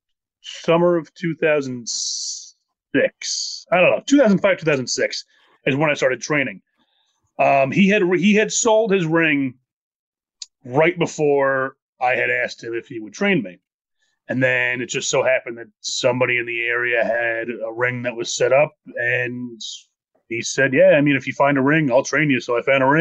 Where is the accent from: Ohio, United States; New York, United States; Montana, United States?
New York, United States; New Windsor; my hometown in New Windsor, New York